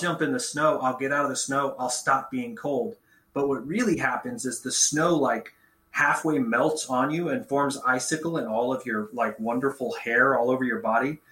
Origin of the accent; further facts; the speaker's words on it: Stockton Lake, Missouri, United States; also born or lived in Bolivar, Missouri / Springfield, Missouri / Wichita, Kansas / Destin, Florida; I lived around Stockton Lake most of my childhood